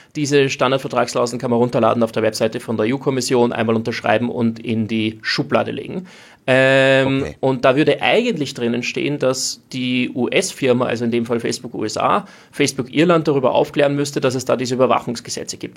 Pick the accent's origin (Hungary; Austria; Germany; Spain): Austria; als Österreicher kommt man irgendwie aus einem nicht-NATO-neutralen Land